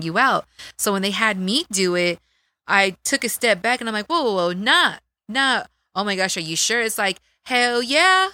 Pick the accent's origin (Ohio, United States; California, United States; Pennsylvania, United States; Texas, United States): Texas, United States; Dallas; accent: Texas accent; moved away as an adult; also born or lived in Sacramento; I come from East Dallas